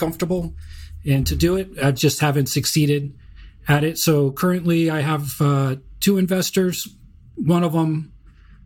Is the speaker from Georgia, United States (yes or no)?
yes; Georgia, United States; moved away; I grew up in Georgia.